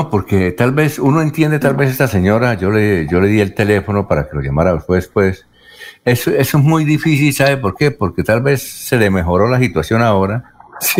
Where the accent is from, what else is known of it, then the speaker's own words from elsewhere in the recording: Venezuela; soy una ciudadana venezolana y con mi esposo tuvimos con urgencia en Venezuela